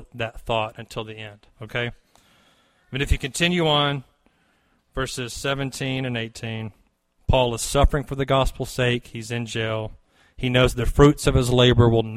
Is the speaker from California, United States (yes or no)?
no; near Fort Rucker, Lower Alabama, United States; I grew up in Lower Alabama near Fort Rucker